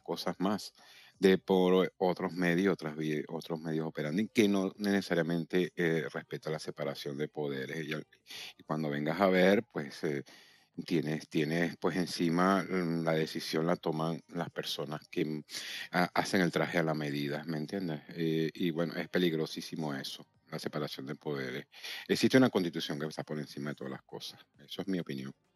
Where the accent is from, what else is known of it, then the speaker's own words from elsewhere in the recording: Venezuela; moved away as an adult; now in Valladolid, Spain; yo vengo de Venezuela